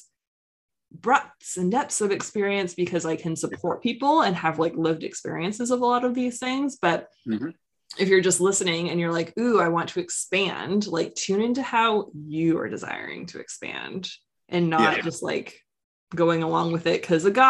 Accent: East Coast of Canada, Canada; I'm from the East Coast of Canada

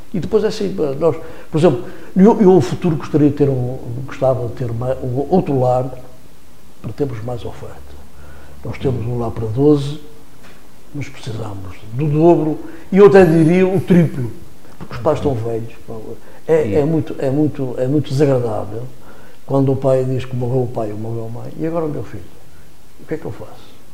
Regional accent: Vila Nova de Gaia, Norte, Portugal; Gaia, e neste caso estou, estou a falar da minha terra

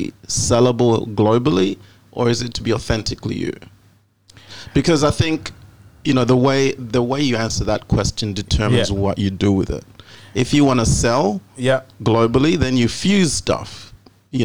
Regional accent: Zambia; now in Australia; Very Zambian

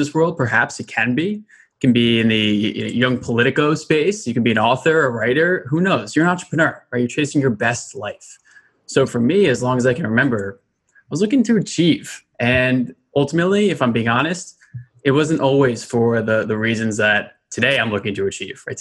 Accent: Westchester, New York, United States; I grew up in Westchester, New York.

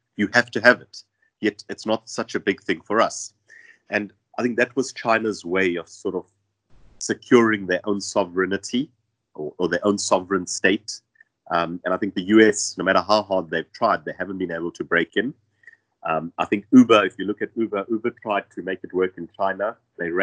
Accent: South Africa; I as a South African work in Germany full-time and live in South Africa

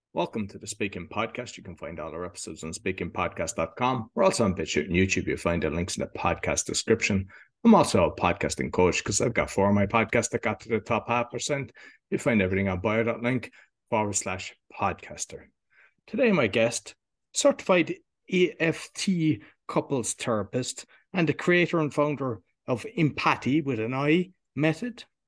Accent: Cork, Munster, Ireland; moved away; I'm from Cork

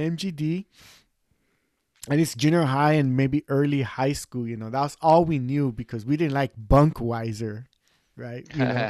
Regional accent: Los Angeles, California, United States; growing up in East

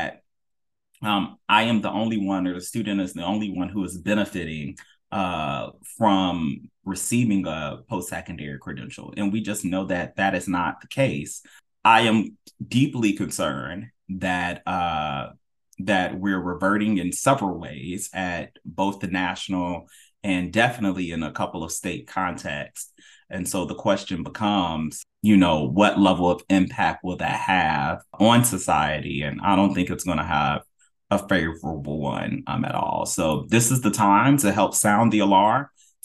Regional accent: North Carolina, United States; also born or lived in Florida; my home state of North Carolina

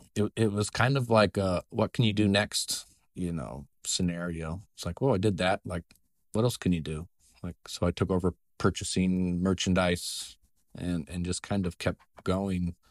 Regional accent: Nebraska, United States; now in Iowa, United States; I grew up in Nebraska in a small town of about two hundred people

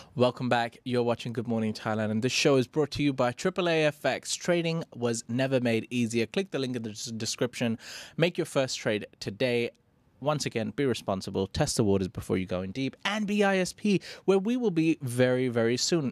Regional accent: India; as an Indian

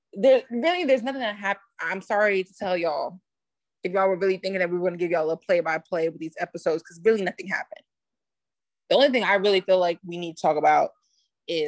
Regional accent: New York City, New York, United States; I'm a New Yorker bitch, okay? You know, I've got Bronx, New York on my birth certificate

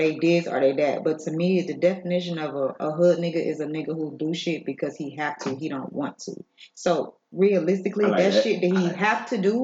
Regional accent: Jacksonville, Florida, United States; I grew up in Jacksonville.

